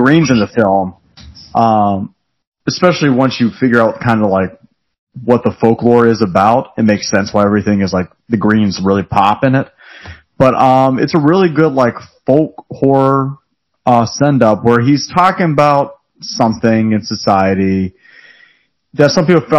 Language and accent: English; United States; I'm American